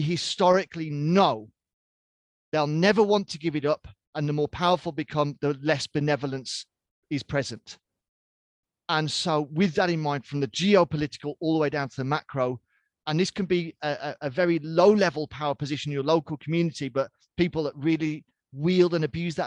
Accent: United Kingdom; I'm British by birth.

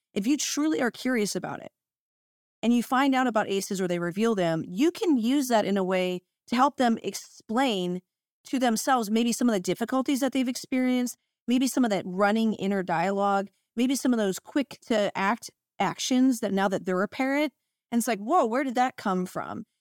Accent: United States; now in Washington State, United States; I'm from Ohio in Pennsylvania area

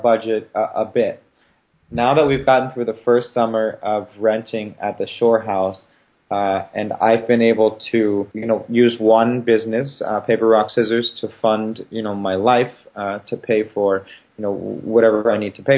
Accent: Baltimore, Maryland, United States; moved away; Baltimore, which is my hometown

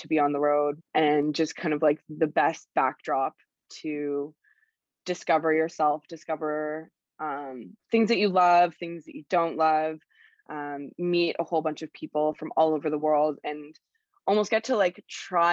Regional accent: Toronto, Ontario, Canada; moved away as an adult; also born or lived in Nicaragua; I am originally from Toronto

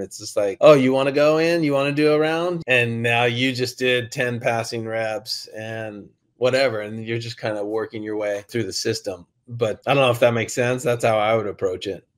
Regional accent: Laguna Beach, California, United States; I grew up and I was born in Laguna Beach, mm. raised in Laguna Beach

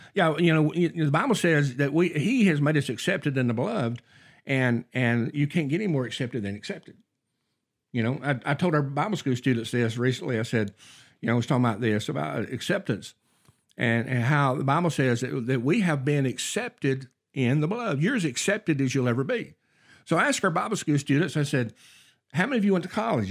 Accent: North Alabama, United States; I grew up in North Alabama

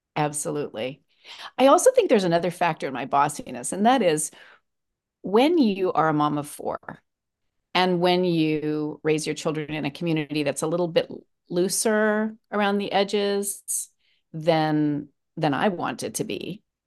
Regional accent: Los Angeles, California, United States; I'm from Los Angeles. I am 61 years old

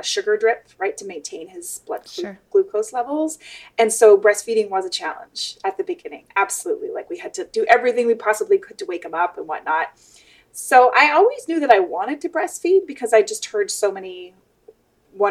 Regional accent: Canada; also born or lived in West Coast, United States; now in United States; I grew up in Canada.

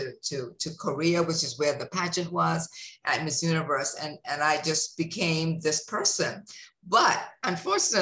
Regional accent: Bahamas; growing up in the Bahamas

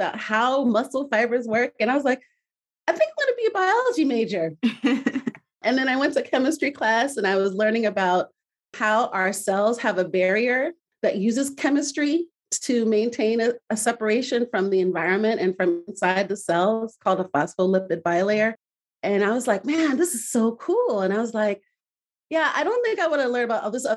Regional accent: Midwest, United States; I grew up in the Midwest with my Nigerian family. I'm Nigerian American

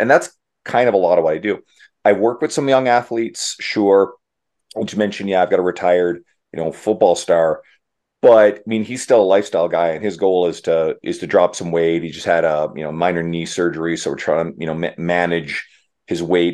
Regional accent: Canada; I'm Canadian

